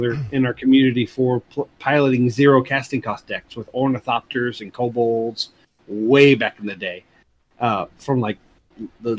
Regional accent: East Tennessee, United States; also born or lived in Chicagoland area, Illinois; I was born in the Chicagoland area, and then we kind of migrated to Tennessee.

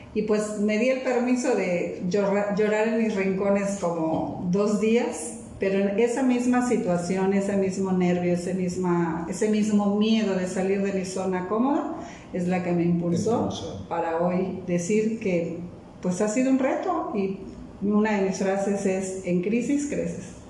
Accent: Mérida, Yucatán, Mexico; moved away as an adult; mi ciudad de origen, que es Yucatán, Mérida, Yucatán

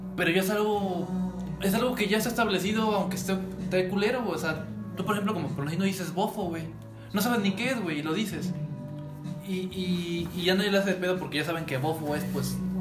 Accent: Mexico; uno como mexicano

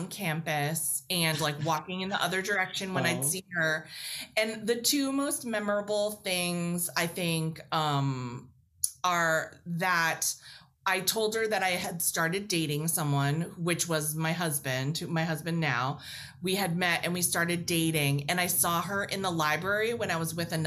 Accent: Fitchburg, Massachusetts, United States; I went to this Fitchburg State College in Fitchburg, Massachusetts, in my hometown

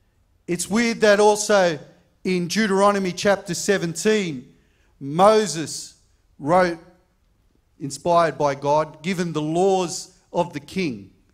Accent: Camperdown, New South Wales, Australia; born there; I was born in King George V Hospital in Camperdown.

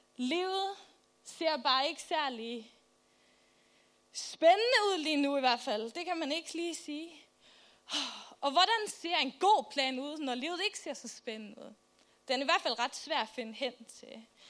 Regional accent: Faroe Islands; now in Albertslund, Denmark; Jeg kommer fra Færøerne

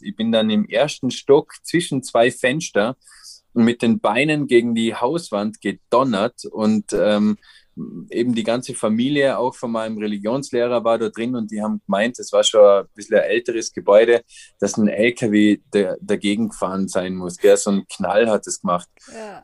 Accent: Austria; bei uns in Österreich

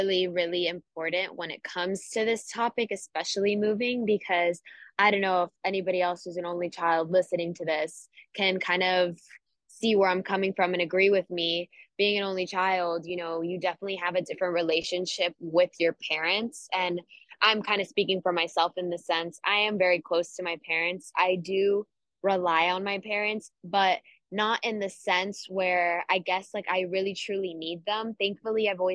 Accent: Miami, Florida, United States; we're from Miami

